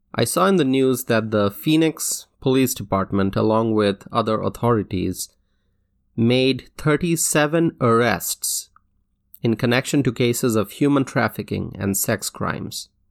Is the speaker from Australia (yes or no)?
no; Dhaka, Dhaka Division, Bangladesh; now in United States; I grew up in Dhaka, Bangladesh